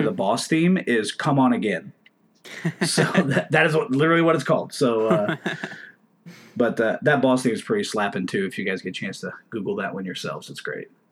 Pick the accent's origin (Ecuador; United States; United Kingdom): United States; I'm American